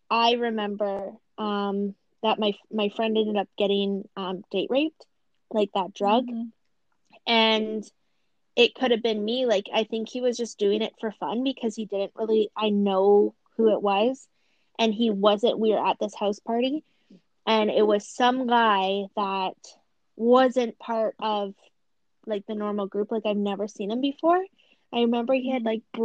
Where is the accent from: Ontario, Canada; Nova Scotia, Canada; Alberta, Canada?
Ontario, Canada; Thunder Bay; I grew up in Thunder Bay